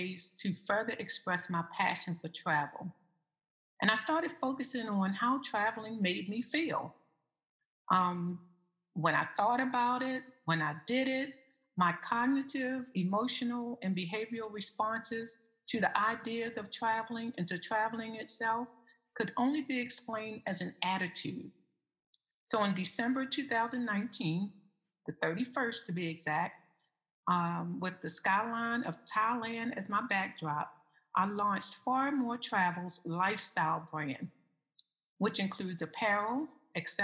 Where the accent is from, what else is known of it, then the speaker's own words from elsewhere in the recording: Eastern Shore of Maryland, United States; road trips to the Eastern Shore of Maryland with my family. That's my hometown.